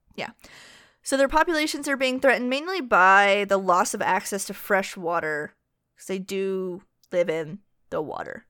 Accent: United States; I'm an American

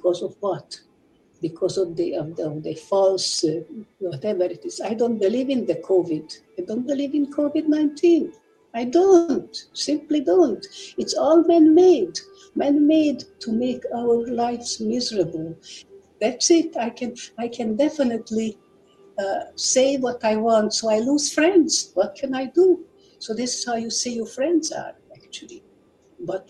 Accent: Budapest, Hungary; I was born in Budapest in 1932. I really had no problem growing up

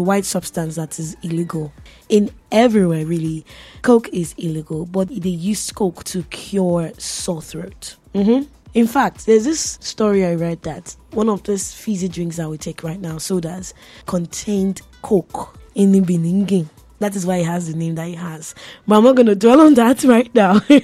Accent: Nigeria; I'm Nigerian

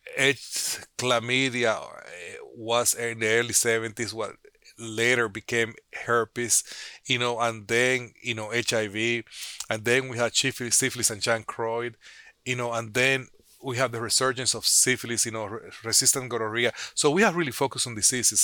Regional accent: Dominican Republic; moved away as an adult; also born or lived in Santo Domingo, Dominican Republic / Chicago, United States / New Orleans, United States; now in United States; I grew up in Dominican Republic

